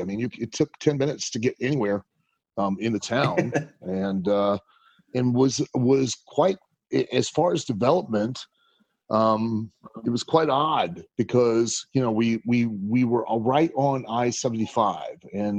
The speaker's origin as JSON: {"language": "English", "town": "Lima", "region": "Ohio", "country": "United States", "tie": "born or raised there", "said": "Growing up in Lima was great. I mean, quite honestly, it's not a big town. You know what I mean? It's not a big city."}